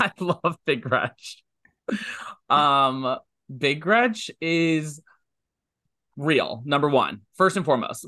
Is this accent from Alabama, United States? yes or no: no; Ohio, United States; now in New York, United States; I'm from Ohio, I live in New York, but I still engage in Ohio politics